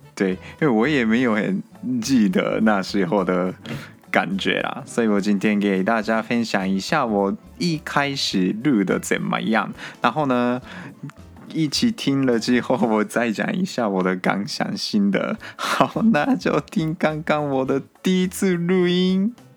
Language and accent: Chinese; Japan; Chinese is a second language; moved away as an adult; now in Taiwan; 我是日本人。我不是台湾人哦。我在台湾读书。现在大三，所以我会讲一点点中文